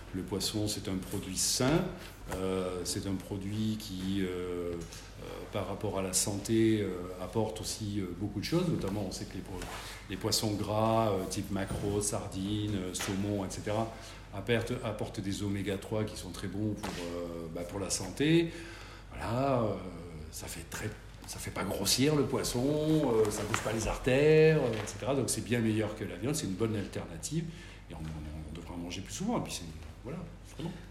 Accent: Landes, Nouvelle-Aquitaine, France; moved away as an adult; now in Bordeaux, France; j'ai souhaité revenir dans ma région natale, puisque je suis d'origine landaise

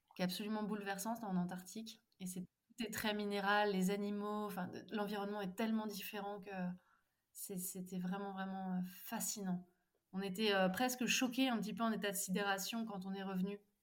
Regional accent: Nantes, Pays de la Loire, France; moved away as an adult; also born or lived in Mumbai; now in Drôme, France; En ce moment, je vis dans la Drôme, mais à la base, je suis originaire de Nantes

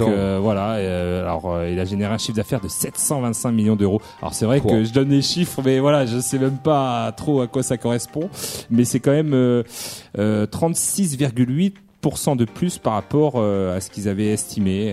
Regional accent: Bordeaux, Nouvelle-Aquitaine, France; nous en tant que Bordelais

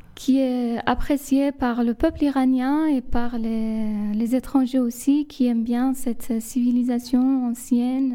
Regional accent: Lar, Fars, Iran; French is a second language; moved away as an adult; now in France; je suis née en Iran. J'ai toujours vécu en Iran jusqu'à mes 27 ans

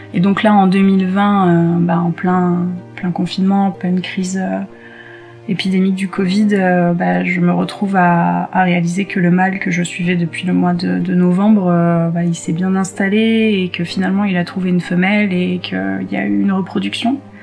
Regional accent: Côte d’Ivoire; also born or lived in South of France / Occitanie / French Alps; now in France; Je suis née en Côte d'Ivoire, donc en Afrique

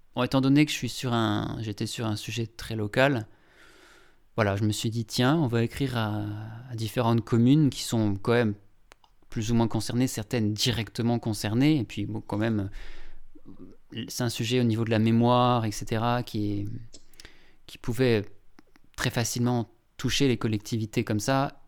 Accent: Longwy, Grand Est, France; bassin de Longwy, donc là où j'ai grandi

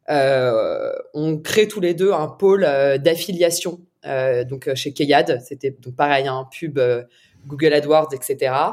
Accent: Paris, Île-de-France, France; je suis je suis née

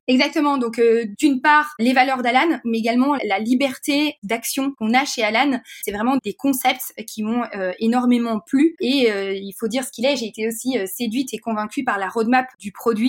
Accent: Belgium; moved away; je suis belge

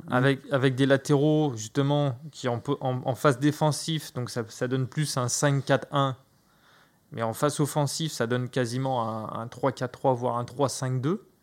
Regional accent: Brittany, France; moi je suis breton

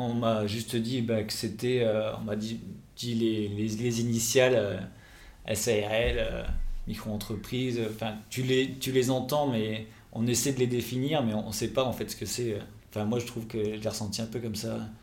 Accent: Toulouse, Occitania, France; moved away as an adult; now in Nantes, France; je suis toulousain de base

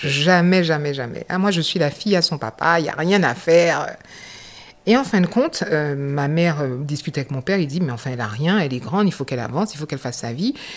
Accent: Basse-Terre, Guadeloupe; moved away as an adult; je suis de la Guadeloupe, je suis de la ville de Bastère

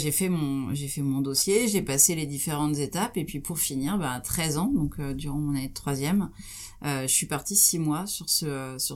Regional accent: Troyes, Grand Est, France; j'ai grandi à Troyes en Champagne.

